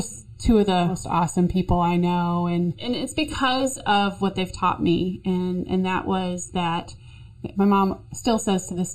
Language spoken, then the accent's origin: English; Pawtucket, Rhode Island, United States; I grew up in Pawtucket